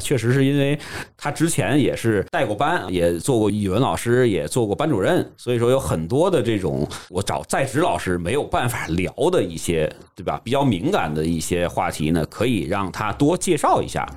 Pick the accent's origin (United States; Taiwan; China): China; Tianjin; accent: Tianjin; 君君老师有时候也会带一些天津的一些口音出来